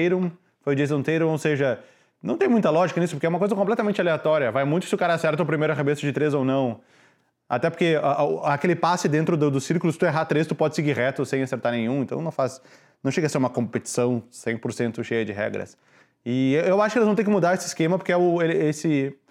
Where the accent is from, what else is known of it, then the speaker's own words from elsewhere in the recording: Brazil; now in Chicago, United States; eu sou do Brasil